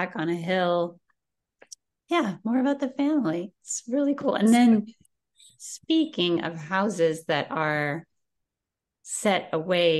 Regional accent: Sunnyvale, California, United States; I'm from California, and I grew up in Sunnyvale, where there were lots of Eichler houses

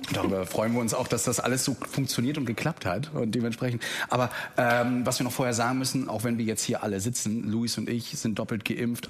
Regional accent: Mecklenburg-Vorpommern, Germany; now in Rostock, Germany; bin ich aus MV

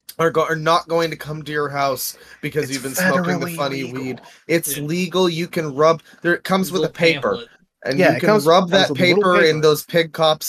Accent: Canada; I'm Canadian

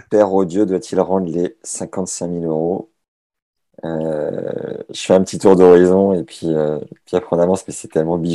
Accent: Toulouse, Occitania, France; J'ai fait un an euh, chez moi à Toulouse quand j'avais 13 ans.

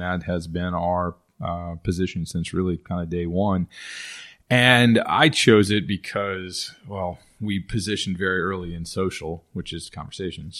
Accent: Texas, United States; moved away as an adult; also born or lived in Dallas; now in New Orleans, United States; I grew up in Texas

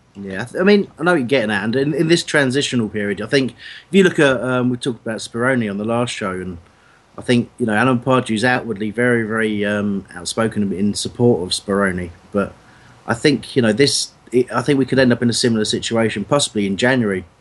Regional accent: Crawley, South East England, United Kingdom; I'm you know from Crawley myself

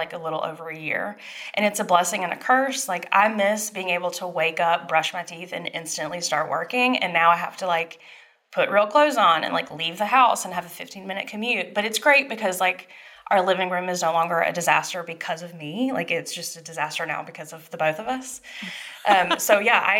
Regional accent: Dublin, Georgia, United States; moved away; I'm from Dublin, Georgia. It's a couple hours south. It's like smack dab in middle Georgia.

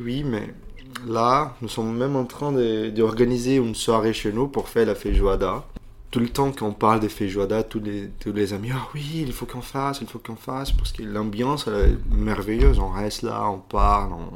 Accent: Belo Horizonte, Minas Gerais, Brazil; French is a second language; moved away; also born or lived in Rio de Janeiro; Je suis né à Rio, mais je me suis grandi à Belo Horizonte, l'état des Minas Gerais

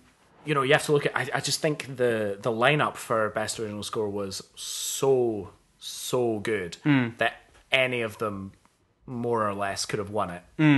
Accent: Scot, Scotland, United Kingdom; As a Scot, I love Sean Connery.

